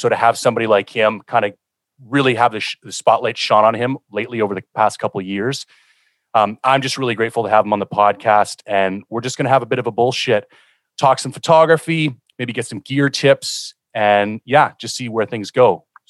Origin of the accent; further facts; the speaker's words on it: Ontario, Canada; Now, I kind of grew up in a hunting family. I'm from Ontario. We did like a yearly moose hunt.